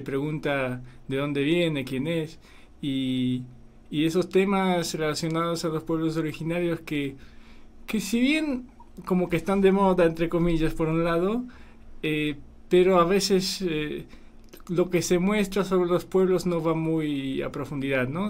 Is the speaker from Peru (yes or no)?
no; Poland; also born or lived in Paraguay; now in Argentina; yo soy de Polonia, tengo nombre polaco